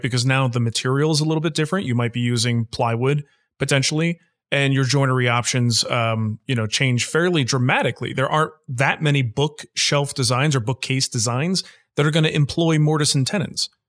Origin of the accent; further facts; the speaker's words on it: New Jersey, United States; now in Pittsburgh, United States; I was born in New Jersey